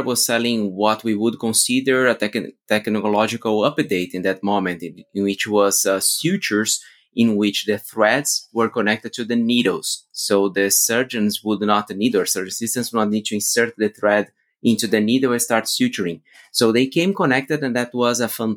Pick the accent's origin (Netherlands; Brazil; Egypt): Brazil; moved away as an adult; also born or lived in Austin, United States / Europe; as I'm from Brazil